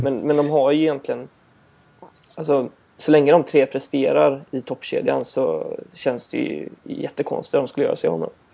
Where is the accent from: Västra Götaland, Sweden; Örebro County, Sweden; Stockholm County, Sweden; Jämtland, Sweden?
Västra Götaland, Sweden; Gothenburg; jag är från Göteborg.